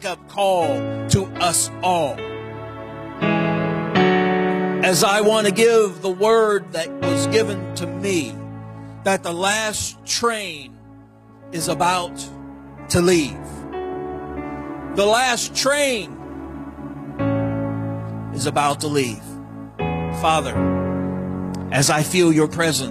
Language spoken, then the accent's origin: English; St. Louis area, Illinois side, United States; moved away; I was born and raised in the St. Louis area on the Illinois side